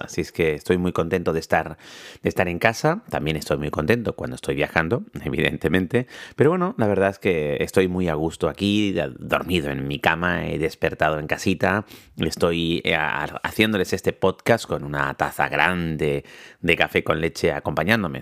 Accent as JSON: {"language": "Spanish", "town": "La Orotava", "region": "Canary Islands", "country": "Spain", "said": "es en mi pueblo, en La Rotava, en mi ciudad, en la villa de La Orotava uno de los rincones más bonitos de Canarias"}